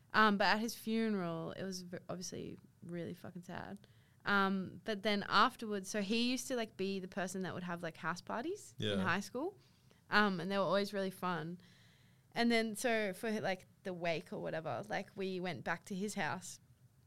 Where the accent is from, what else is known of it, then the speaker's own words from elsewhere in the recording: Sydney, New South Wales, Australia; moved away as an adult; now in Melbourne, Australia; I grew up in Sydney and like I don't really have a strong connection there